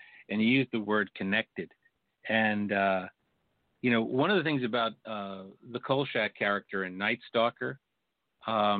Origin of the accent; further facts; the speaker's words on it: New York, United States; I grew up in New York